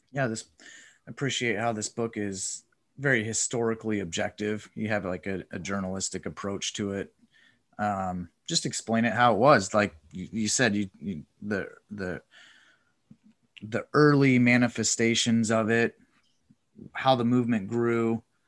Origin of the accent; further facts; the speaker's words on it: Coeur d'Alene, Idaho, United States; also born or lived in Moscow, Idaho; I grew up in Coeur d'Alene